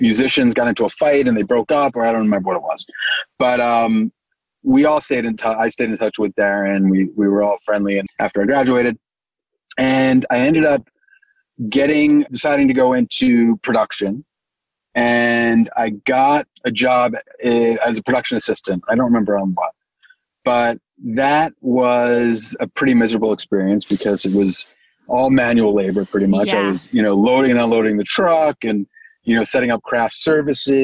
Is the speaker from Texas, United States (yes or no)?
no; New York, United States; I grew up in New York